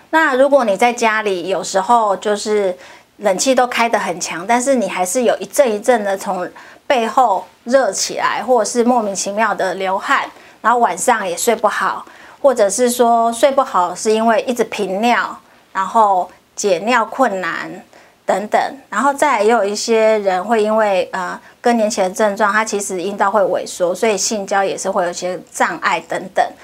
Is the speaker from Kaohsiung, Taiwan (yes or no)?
no; Hualien, Hualien County, Taiwan; 我本身是花莲人，所以我很高兴可以回到我的家乡，替我的乡亲们服务